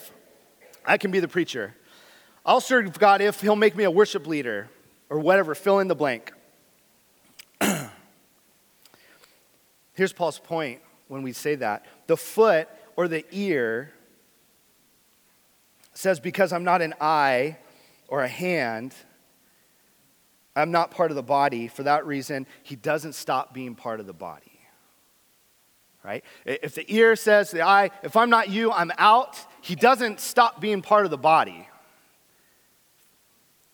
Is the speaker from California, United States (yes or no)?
yes; San Diego, California, United States; moved away; I grew up in San Diego.